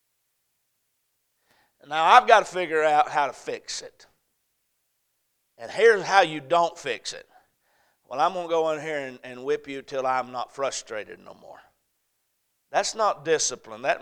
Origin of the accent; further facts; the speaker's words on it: the South, United States; I'm from the South